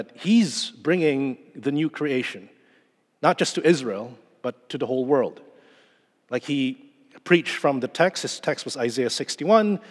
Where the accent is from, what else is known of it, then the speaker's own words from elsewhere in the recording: Manila, Metro Manila, Philippines; moved away; The last time I was in my home country in the Philippines was December 2019